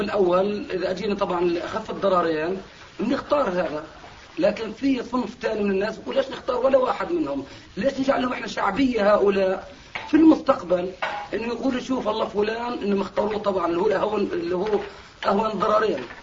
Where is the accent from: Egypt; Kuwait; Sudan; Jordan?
Jordan; Zarqa, Zarqa Governorate; عندنا في الزرقاء